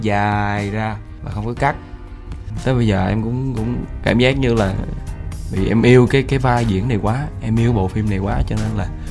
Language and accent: Vietnamese; Southern Vietnam, Vietnam; accent: Southern Vietnamese; vẫn sử dụng giọng miền Nam của mình